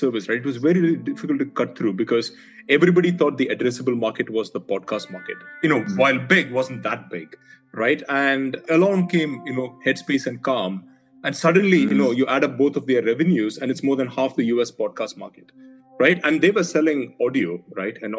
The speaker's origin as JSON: {"language": "English", "country": "India", "moved": "yes", "said": "I'm originally from India"}